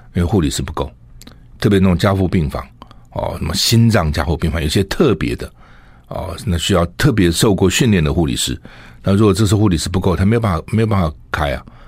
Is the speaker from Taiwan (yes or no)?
yes; Taiwan; 我们现在生活在台湾，现在在台湾